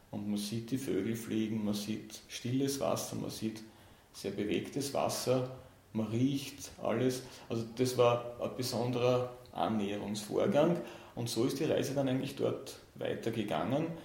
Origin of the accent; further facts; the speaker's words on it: Austria; Und von dem her war für mich als Österreicher äh, es, und der sich eben immer schon für die Arktis interessiert hat